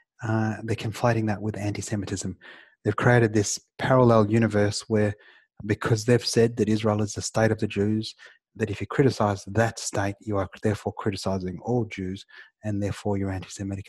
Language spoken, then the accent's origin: English; Australia; I'm an Australian